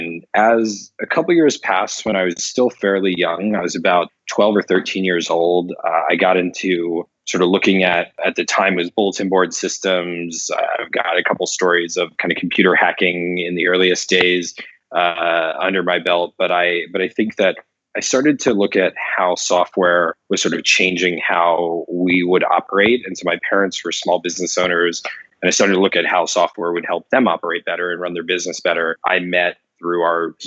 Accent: Pleasant Valley, Pennsylvania, United States; I grew up in Pennsylvania in the U.S. in a tiny little town called the Village of Pleasant Valley

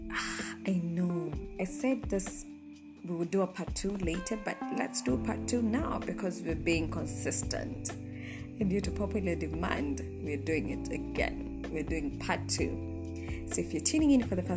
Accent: Nairobi, Kenya; I was raised in Dandora

